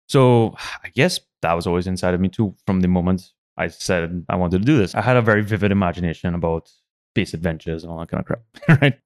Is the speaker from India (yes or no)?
no; San Fernando, Trinidad & Tobago; I grew up in San Fernando during the oil boom of the eighties